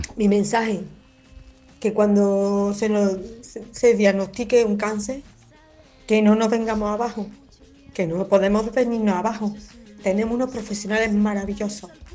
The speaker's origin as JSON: {"language": "Spanish", "town": "Córdoba", "region": "Andalusia", "country": "Spain", "said": "soy de Córdoba y aquí en oncología, aquí en Córdoba"}